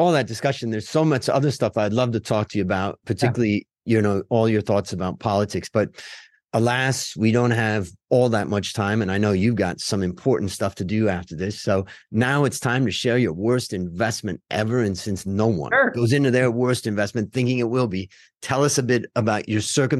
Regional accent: Cleveland, Ohio, United States; And I grew up in Cleveland.

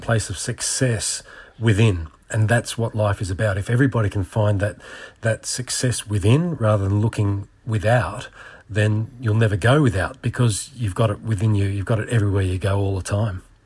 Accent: Australia; being an Aussie

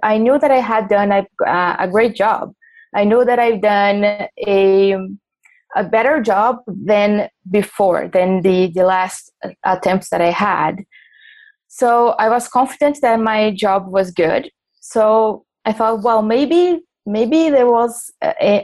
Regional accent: São Paulo, Brazil; English is a second language; I'm from Brazil, São Paulo

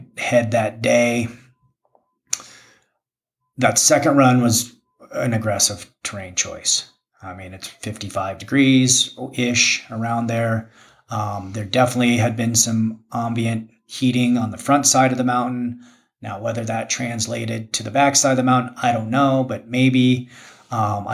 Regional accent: Jackson, Wyoming, United States; also born or lived in Park City, Utah; growing up in Jackson, being born in Jackson

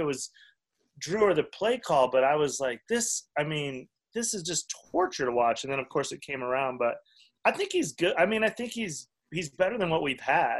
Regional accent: Cheyenne, Wyoming, United States; moved away; also born or lived in Denver; I grew up in Cheyenne

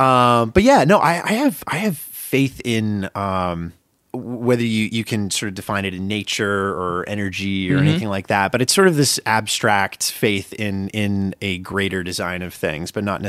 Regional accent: Maine, United States; born or raised there

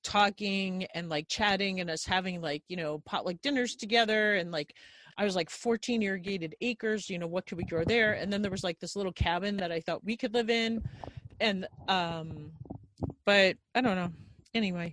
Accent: Long Island, New York, United States; moved away; I grew up on Long Island.

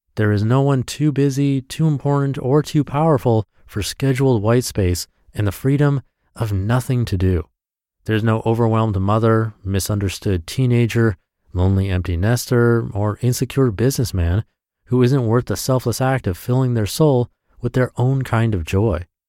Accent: Washington, United States; now in California, United States; I was in my hometown

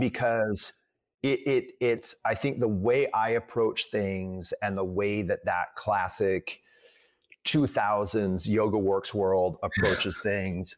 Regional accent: Midwest, United States; I'm from the Midwest

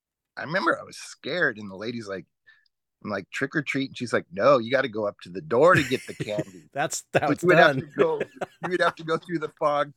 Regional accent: Los Angeles, California, United States; I grew up in where I live right now, but this show was made in Canada.

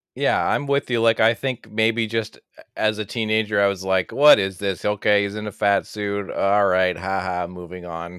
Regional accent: Canada; as a Canadian, like, you know, born in, in the eighties and grew up late eighties into the nineties

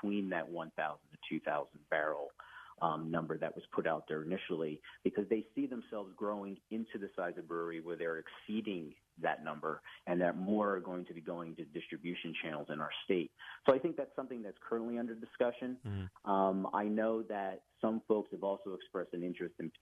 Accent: New Jersey, United States; As a Central Jersey guy

